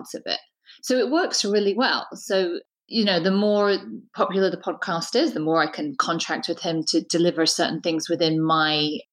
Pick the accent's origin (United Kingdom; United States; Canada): United Kingdom; we're both British